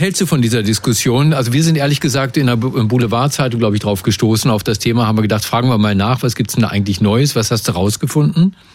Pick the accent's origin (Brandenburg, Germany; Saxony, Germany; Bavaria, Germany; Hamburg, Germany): Brandenburg, Germany; bei uns in Brandenburg